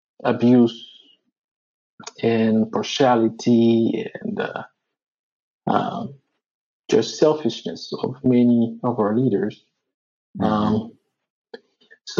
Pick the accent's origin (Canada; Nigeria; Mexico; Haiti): Haiti; Port-au-Prince; me growing up in Haiti